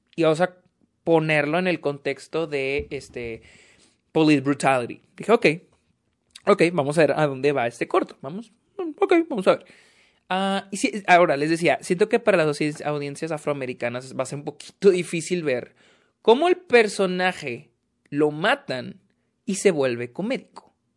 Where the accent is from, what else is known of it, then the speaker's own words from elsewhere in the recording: Mexico; yo soy mexicano